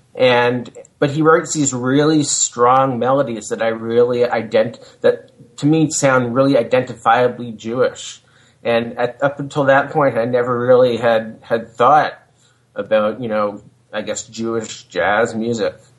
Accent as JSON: {"language": "English", "town": "Hamilton", "region": "Ontario", "country": "Canada", "tie": "born or raised there", "also_born_or_lived": "United States", "said": "I was living back in my hometown of Hamilton, Ontario"}